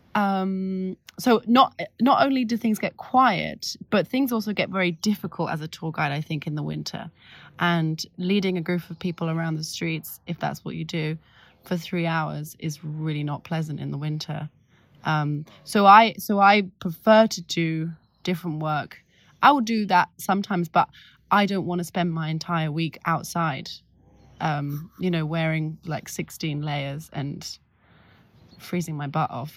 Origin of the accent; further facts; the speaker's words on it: London, United Kingdom; now in Paris, France; so I grew up in London, and, I mean, I grew up in, in North London